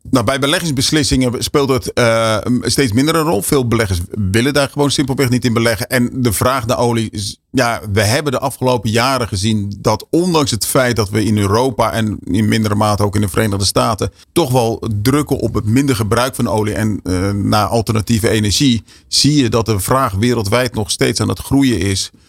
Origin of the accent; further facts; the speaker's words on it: Westland, South Holland, Netherlands; ik kom zelf uit het Westland